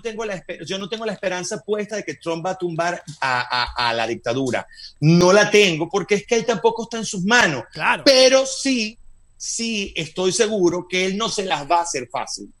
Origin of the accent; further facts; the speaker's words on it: Venezuela; moved away as an adult; also born or lived in Madrid, Spain; now in United States; soy venezolano de nacimiento, nunca lo dejaré de ser